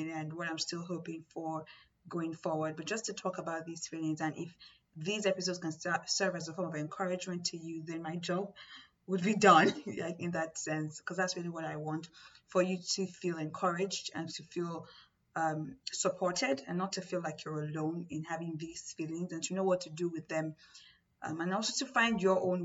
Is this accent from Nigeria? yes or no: yes; Nigeria; I'm from Nigeria